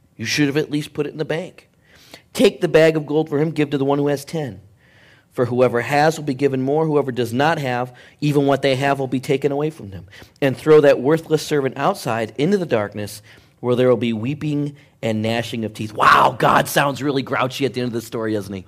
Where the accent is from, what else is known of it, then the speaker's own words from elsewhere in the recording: Michigan, United States; Growing up in Michigan, I was supposed to be a Pistons fan